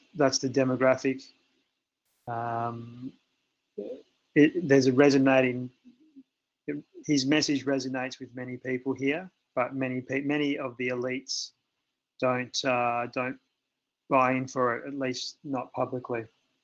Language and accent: English; Australia; I'm from Australia